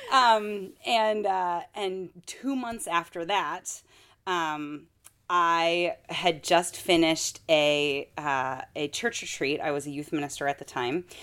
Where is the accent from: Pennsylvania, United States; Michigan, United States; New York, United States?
Michigan, United States; now in Minnesota, United States; I'm from Michigan